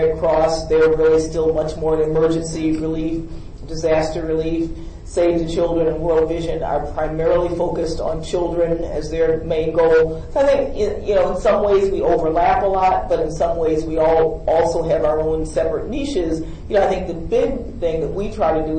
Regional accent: Buffalo, New York, United States; I'm from Buffalo, New York

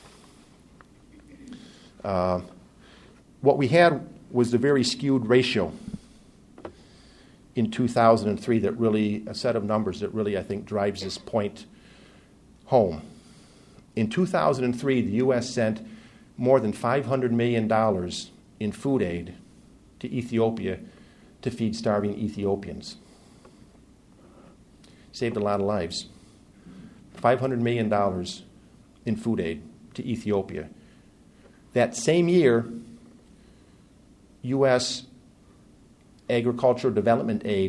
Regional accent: United States; As an American

